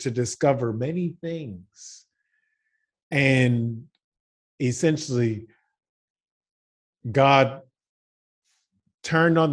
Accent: Baton Rouge, Louisiana, United States; moved away as an adult; now in Zagreb, Croatia; I'm from Baton Rouge, Louisiana

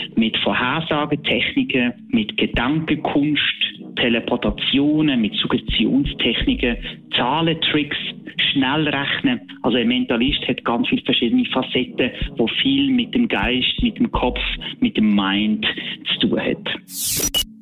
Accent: Basel, Basel-Stadt, Switzerland; Ich bin aus Basel

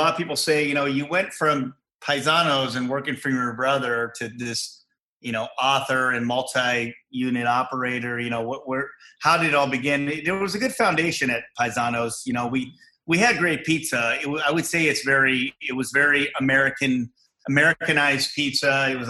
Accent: Fremont, California, United States; I grew up in Fremont

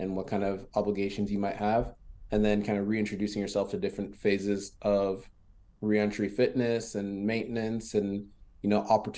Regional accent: the DMV, Maryland, United States; first language French; English is a second language; also born or lived in France; growing up in the DMV is unique

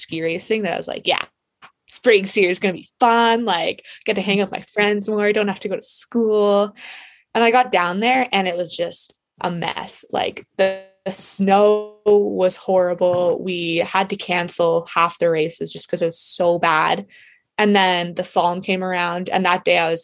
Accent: Whistler, British Columbia, Canada; growing up in Whistler

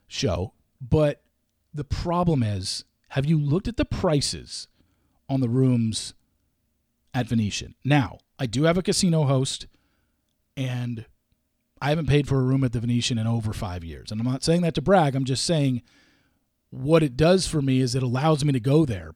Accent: West Coast, United States; I grew up on the West Coast

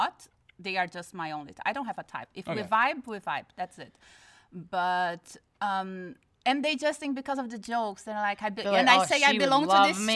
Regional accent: Brazil; now in United States; I'm from Brazil and I'm used to Brazilian ways

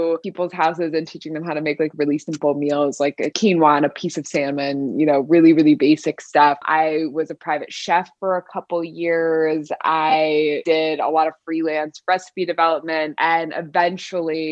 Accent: Southern California, United States; also born or lived in Paris; now in New York, United States; I live in New York, but born and raised in Southern California

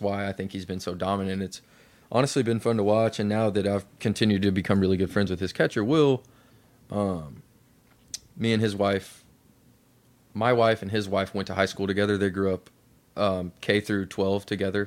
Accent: Lexington, Kentucky, United States; I grew up in Lexington, Kentucky

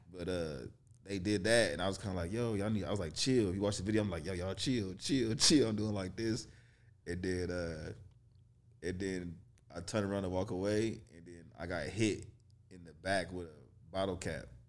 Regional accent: Kansas City, Missouri, United States; moved away; also born or lived in Detroit, Michigan; I was born in Detroit, raised in Kansas City, Missouri

